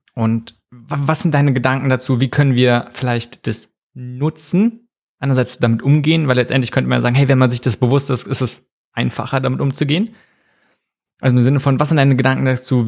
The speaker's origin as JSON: {"language": "German", "country": "Germany", "said": "bei uns in Deutschland"}